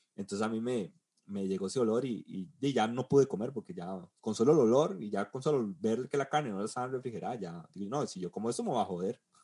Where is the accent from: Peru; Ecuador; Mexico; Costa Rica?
Costa Rica; moved away; uno como tico